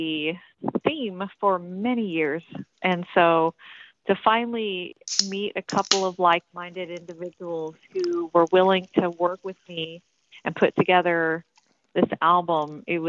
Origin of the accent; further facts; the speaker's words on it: Tennessee, United States; also born or lived in Virginia; I was born in Virginia, but I grew up in Tennessee